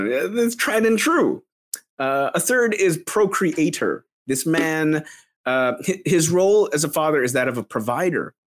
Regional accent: Philippines; you fools! I'm Filipino.

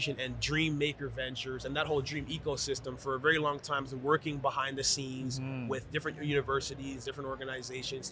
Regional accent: Ottawa, Ontario, Canada; now in Toronto, Canada; I'm originally from Ottawa

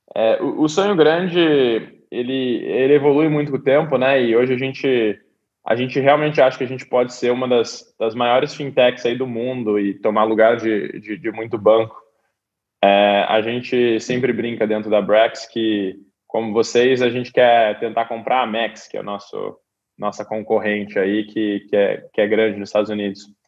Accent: Brazil; now in Silicon Valley, United States; a gente como brasileiro

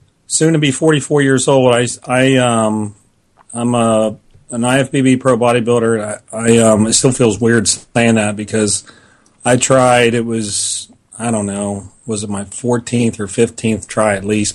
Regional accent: Columbus, Ohio, United States; it's here in my hometown

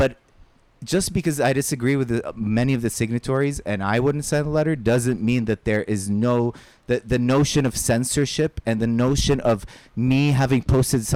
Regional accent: Saudi Arabia; moved away; I grew up in Saudi Arabia.

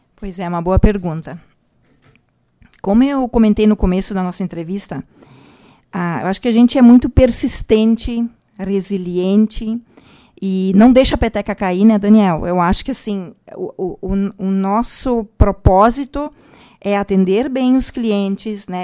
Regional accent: Vale do Taquari, Rio Grande do Sul, Brazil; also born or lived in Venâncio Aires; Nós somos do Vale do Taquari

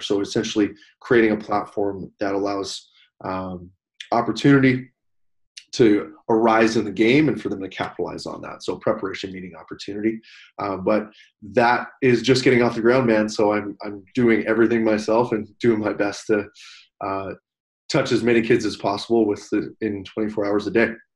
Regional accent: Canada; as a Canadian

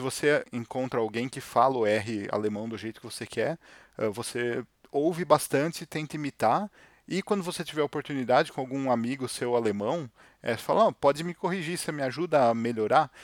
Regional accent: Brazil; moved away as an adult; now in Germany; nós sendo brasileiros

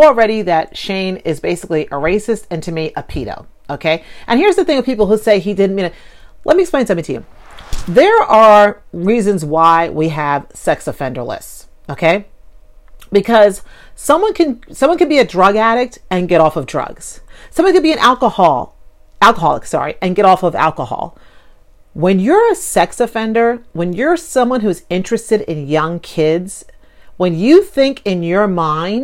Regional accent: New York, United States; being a New Yorker

